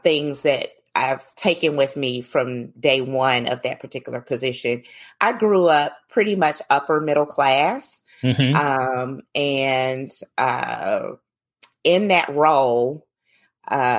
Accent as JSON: {"language": "English", "town": "Atlanta", "region": "Georgia", "country": "United States", "tie": "born or raised there", "moved": "yes", "lives_now": "Jacksonville, United States", "said": "I grew up in Atlanta, have lived all over Atlanta in all different cities in Atlanta, mainly from College Park"}